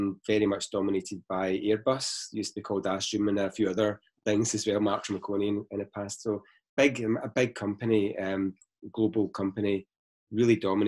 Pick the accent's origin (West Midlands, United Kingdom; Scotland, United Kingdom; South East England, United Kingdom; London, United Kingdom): Scotland, United Kingdom; Glasgow; moved away as an adult; also born or lived in Surrey; I'm from Glasgow, which you can probably tell by the accent